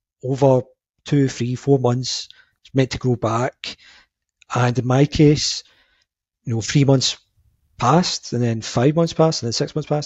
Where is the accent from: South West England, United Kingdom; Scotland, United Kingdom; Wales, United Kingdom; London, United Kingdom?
Scotland, United Kingdom; Glasgow; I'm from Glasgow in Scotland.